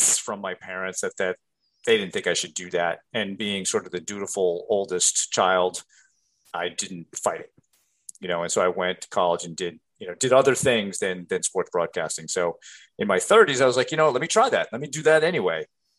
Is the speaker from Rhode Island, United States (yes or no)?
yes; Rhode Island, United States; growing up in Rhode Island